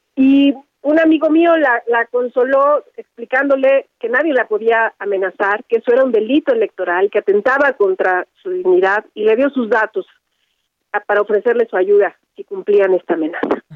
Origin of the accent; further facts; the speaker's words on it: Ecatepec, State of Mexico, Mexico; yo crecí en Ecatepec